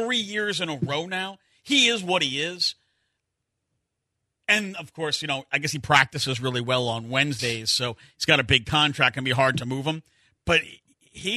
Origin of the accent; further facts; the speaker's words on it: New York, United States; Growing up in New York as a Giants fan